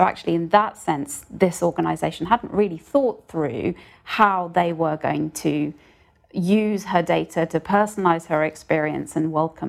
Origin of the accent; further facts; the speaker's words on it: United Kingdom; I'm British.